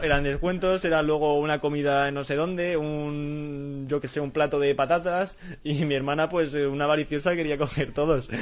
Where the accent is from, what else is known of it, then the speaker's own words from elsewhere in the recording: Spain; yo también me siento muy orgulloso de ser español